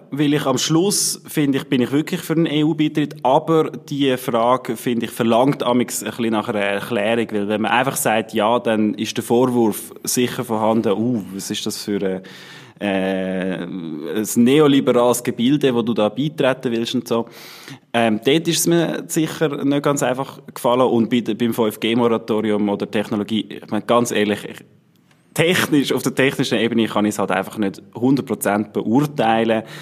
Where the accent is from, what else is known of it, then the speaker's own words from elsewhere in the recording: Schattenhalb, Bern, Switzerland; dort, wo wir aufgewachsen sind in der Gemeinde, wo ich aufgewachsen bin in der Gemeinde Schattenhalb.